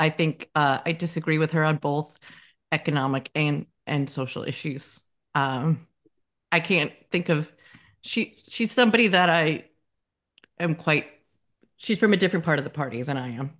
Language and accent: English; United States; moved away; also born or lived in Scotland; as an American who is not from a evangelical Christian background